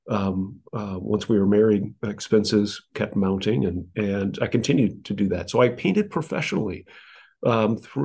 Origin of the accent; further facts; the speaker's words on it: South Bend, Indiana, United States; now in Dallas, United States; I'm from Indiana, South Bend, Indiana, to be precise, originally